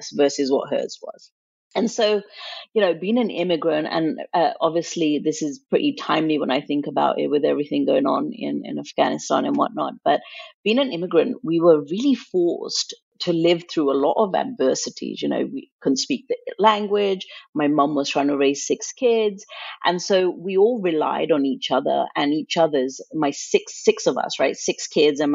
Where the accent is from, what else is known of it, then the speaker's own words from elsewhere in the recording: England, United Kingdom; also born or lived in India; now in United States; I grew up in England. My mom decided to move us from India to England when I was in preschool